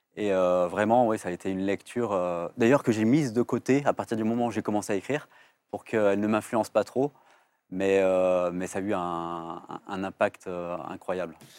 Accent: Vénissieux, Auvergne-Rhône-Alpes, France; j'ai grandi au Minguette et, en fait, ça a été une richesse incroyable parce qu'en fait, euh, c'est à Vénissieux, la banlieue lyonnaise

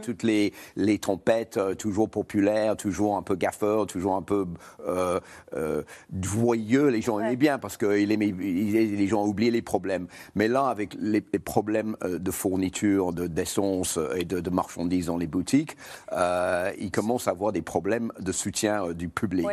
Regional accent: United Kingdom; French is a second language; moved away; j'ai grandi en Grande-Bretagne

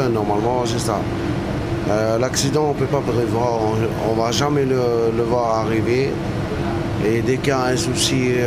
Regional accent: Wallis & Futuna; Et comme je ne suis pas d'ici, bon. T'es originaire d'où euh, De Wallis.

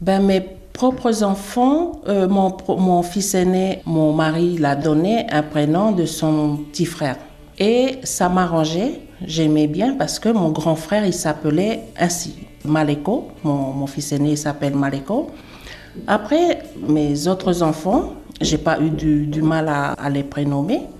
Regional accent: Uvea, Wallis & Futuna; chez nous, à Wallis

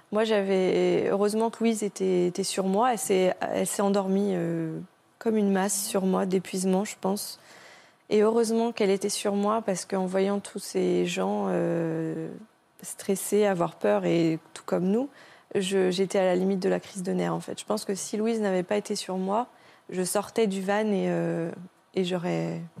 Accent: France; c'est pas sûr que nous, de notre côté, en tant que bon français, on aurait fait la même chose, quoi.

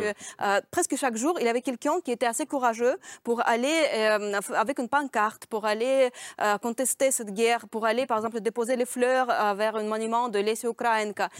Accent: Saint Petersburg, Russia; born or raised there; French is a second language; moved away

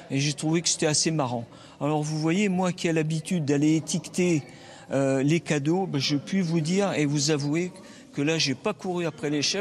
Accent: France

